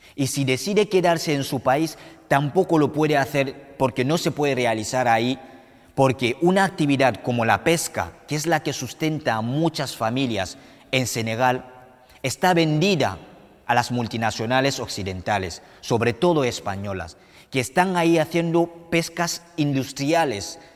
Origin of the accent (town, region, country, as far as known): Cameroon; now in Spain